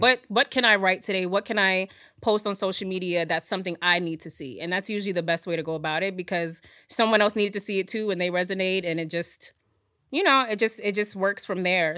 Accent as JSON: {"language": "English", "town": "Fayetteville", "region": "North Carolina", "country": "United States", "tie": "born or raised there", "moved": "yes", "lives_now": "New York, United States", "said": "I was actually born in New York. I grew up in North Carolina"}